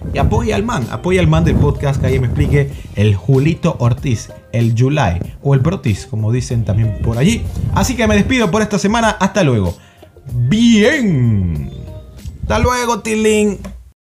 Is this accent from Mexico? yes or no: no; Panama; como panameño